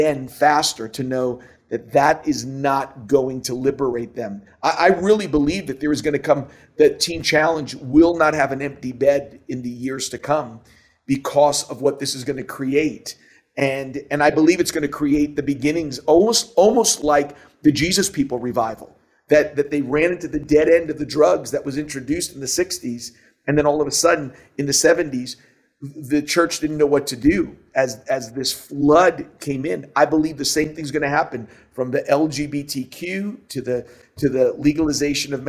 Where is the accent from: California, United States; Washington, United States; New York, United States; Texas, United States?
New York, United States; New York City; you and I grew up in New York City